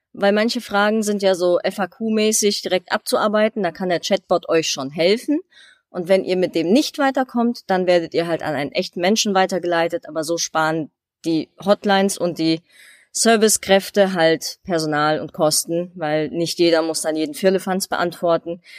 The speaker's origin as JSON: {"language": "German", "country": "Germany", "said": "für mich als Deutsche"}